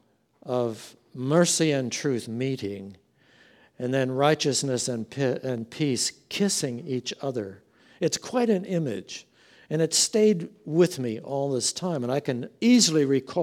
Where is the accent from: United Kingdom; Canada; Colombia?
Canada; Meaford, Ontario; also born or lived in Abilene, Texas; I'm from Meaford